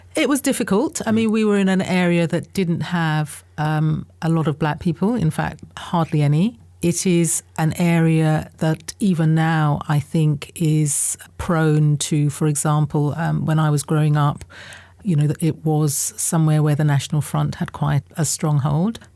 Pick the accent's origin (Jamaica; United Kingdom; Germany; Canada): United Kingdom; Southeast London / Kent borders, South East England; born or raised there; also born or lived in Guyana / United States